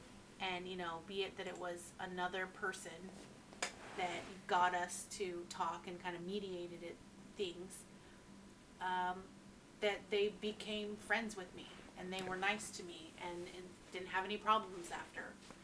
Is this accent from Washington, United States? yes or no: no; Utah, United States; born there; my father lived, you know, where I was born in Utah.